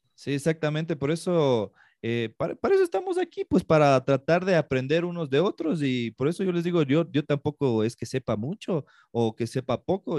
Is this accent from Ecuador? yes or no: yes; Ecuador; yo también soy ecuatoriano